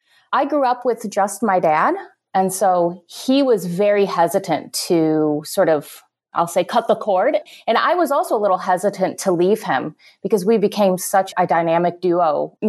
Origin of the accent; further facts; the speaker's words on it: Illinois, United States; moved away as an adult; also born or lived in South Carolina / New Mexico; I'm from Illinois.